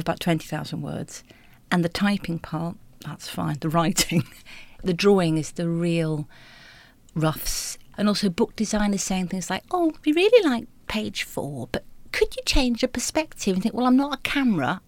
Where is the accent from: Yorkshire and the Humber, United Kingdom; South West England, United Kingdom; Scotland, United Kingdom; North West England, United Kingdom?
North West England, United Kingdom; Bolton; growing up in Bolton